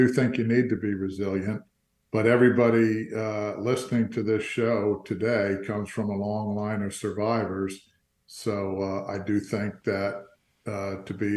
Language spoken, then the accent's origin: English; Fort Lauderdale, Florida, United States; also born or lived in New Jersey / New York; I was born in New Jersey, but my mom and dad moved down to Florida when I was 2 years old. So I got to grow up in Fort Lauderdale.